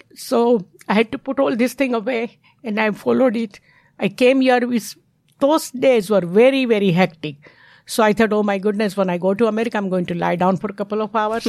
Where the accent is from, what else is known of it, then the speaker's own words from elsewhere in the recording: Mumbai, Maharashtra, India; English is a second language; moved away as an adult; now in United States; I'm not red Indian. I'm from India